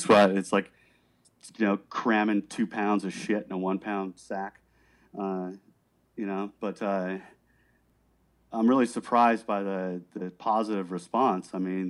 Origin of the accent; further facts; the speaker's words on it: Miami, Florida, United States; Yeah, I was from Miami. Miami's fucking rugged.